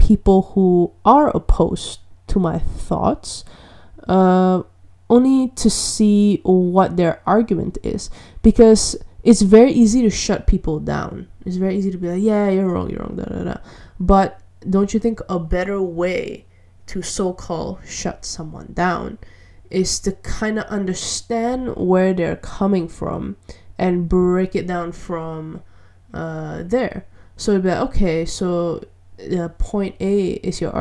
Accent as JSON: {"language": "English", "country": "Malaysia", "said": "I'm from Malaysia"}